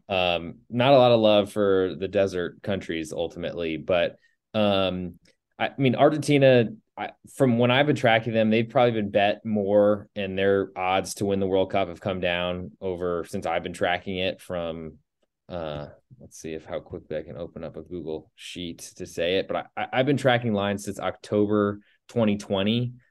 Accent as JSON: {"language": "English", "country": "United States", "said": "as an American"}